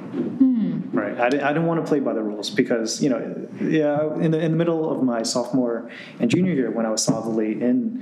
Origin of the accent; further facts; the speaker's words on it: New Jersey, United States; growing up in Central Jersey